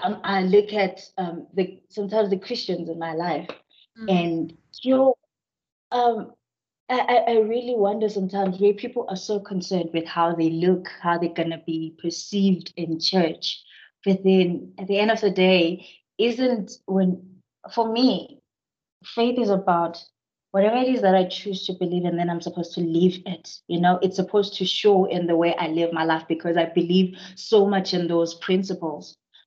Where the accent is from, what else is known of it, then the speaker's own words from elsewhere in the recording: Zimbabwe; now in South Africa; Whenever I go back to Zim, even now, it's hard for me to come back to SA. I cry because that's home for me.